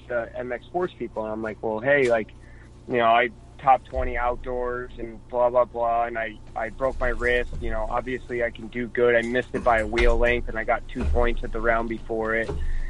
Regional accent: Connecticut, United States; I'm from Connecticut

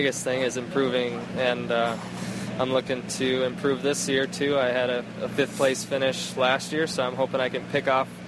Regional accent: Elk River, Minnesota, United States; Elk River, Minnesota is where I was born and raised

